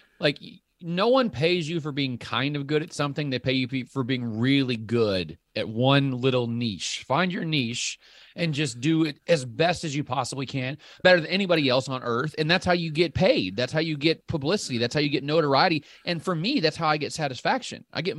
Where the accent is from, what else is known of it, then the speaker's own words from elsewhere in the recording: Illinois, United States; Yeah, I grew up in Southern Illinois. So I've got a little bit.